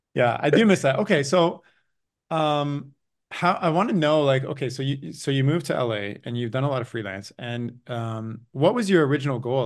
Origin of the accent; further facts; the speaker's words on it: Canada; also born or lived in Toronto; as a Canadian who lives in Toronto